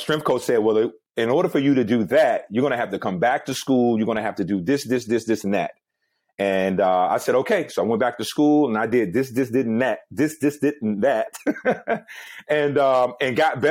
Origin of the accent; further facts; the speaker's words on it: Gibsonville, North Carolina, United States; I went back home to my hometown, Gibsonville, North Carolina